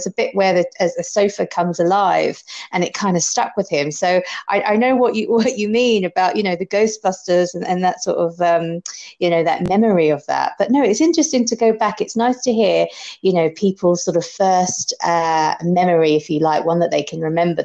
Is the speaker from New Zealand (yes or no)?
no; London, United Kingdom; I was born and bred in Soho in London